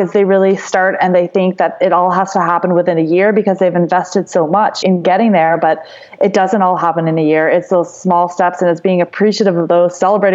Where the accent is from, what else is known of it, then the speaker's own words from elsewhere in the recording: New Brunswick, Canada; now in Kamloops, Canada; I grew up in New Brunswick and I was grew up on a horse farm